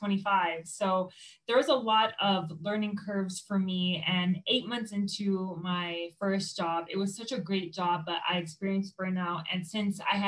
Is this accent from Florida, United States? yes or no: yes; Miami, Florida, United States; moved away as an adult; now in Colorado, United States; I'm originally from Miami, Florida